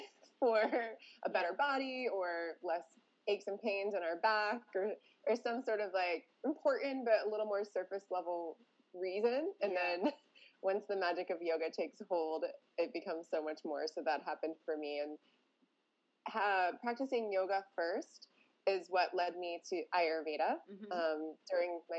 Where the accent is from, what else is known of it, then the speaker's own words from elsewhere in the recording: Gulf Coast of Florida, United States; moved away as an adult; also born or lived in Northeast United States; I'm on the Gulf Coast of Florida, so back in my hometown after living in the Northeast of the United States for 15 years